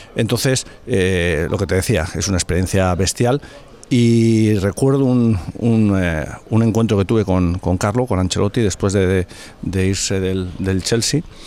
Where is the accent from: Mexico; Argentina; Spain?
Spain; Beasain, Basque Country; also born or lived in Madrid; entrenar al Beasain, el equipo de mi pueblo